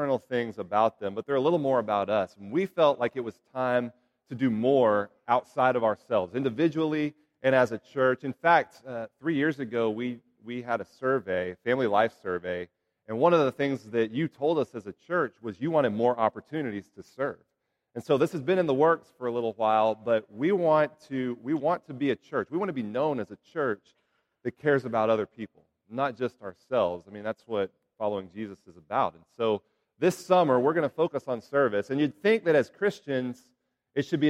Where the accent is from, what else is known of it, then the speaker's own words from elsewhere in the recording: Houston, Texas, United States; I grew up in Houston